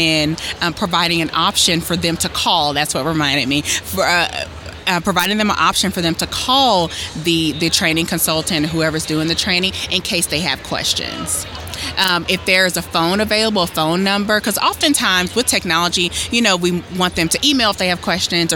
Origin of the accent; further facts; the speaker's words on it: Hickory, North Carolina, United States; moved away as an adult; also born or lived in High Point, North Carolina / Wilmington, North Carolina; now in Columbia, United States; I'm from Hickory, and then I went to undergrad in High Point, and I also lived in Wilmington